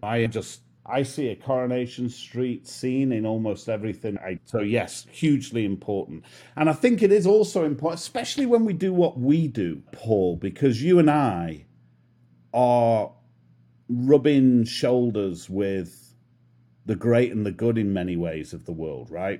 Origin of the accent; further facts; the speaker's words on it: Manchester, North West England, United Kingdom; accent: British; moved away as an adult; now in Miami, United States; I'm from north of the wall, from Manchester, and I grew up in Manchester in the U K. I spent most of my life there